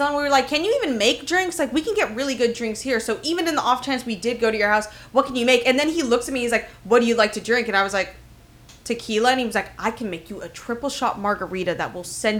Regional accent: Miami, Florida, United States; I'm from Miami

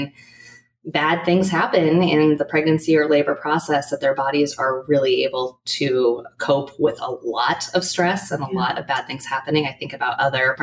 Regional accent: Portland, Oregon, United States; I'm from Portland, and I've done all of my training here in Oregon

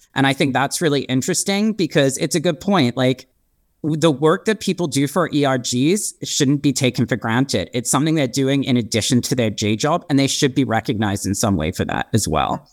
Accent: Hong Kong; now in Los Angeles, United States; I'm half British, half Swiss, and I was born and raised in Hong Kong.

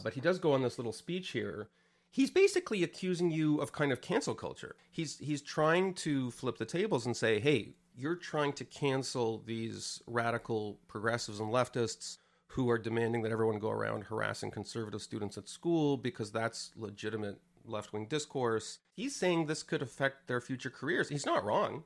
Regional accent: Canada; moved away as an adult; I came from Canada, which is a pretty progressive place.

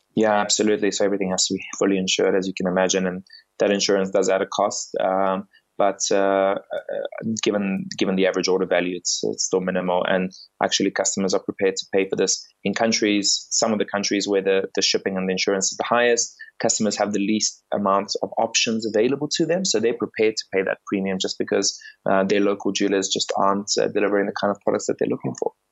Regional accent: South Africa; moved away as an adult; also born or lived in England; now in London, United Kingdom; I grew up in South Africa

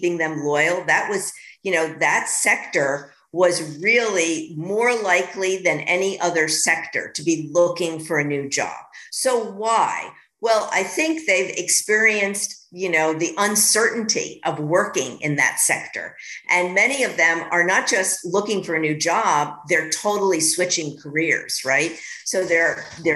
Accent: New York, United States; I'm a New Yorker

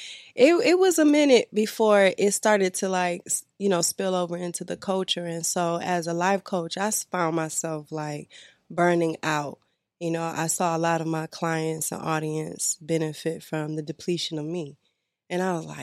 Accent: Detroit, Michigan, United States; I'm from the D.

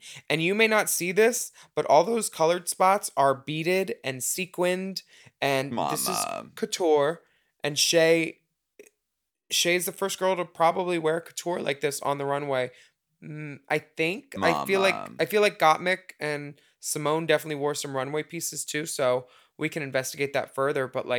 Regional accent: Brooklyn, New York, United States; No, I'm from Brooklyn.

